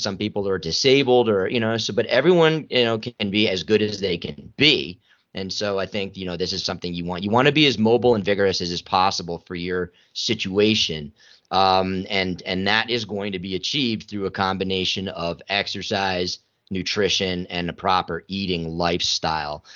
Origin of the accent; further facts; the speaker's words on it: New York City, New York, United States; I'm from New York City